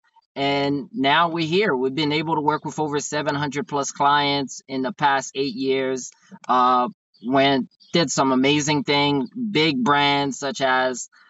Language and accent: English; Haiti; English is a second language; now in United States; I'm originally from Haiti. I came to the States around July 7th, 1999